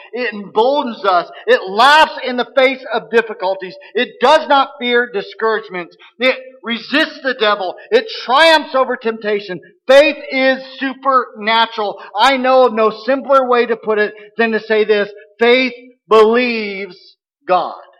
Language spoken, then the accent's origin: English; Missouri, United States; we're from Missouri, uh, we're in the show me state right? You got to show me, or I'm not going to believe. I can say that because I grew up there